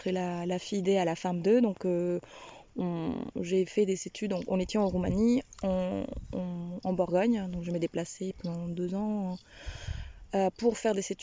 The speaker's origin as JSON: {"language": "French", "region": "Bogotá", "country": "Colombia", "also_born_or_lived": "Rennes, France / Romania", "second_language": "French", "moved": "as an adult", "lives_now": "Albé, France", "said": "Je viens des Colombies, des Bogota, de la capitale. Euh, j'ai atterri à Rennes il y a une 14 ans."}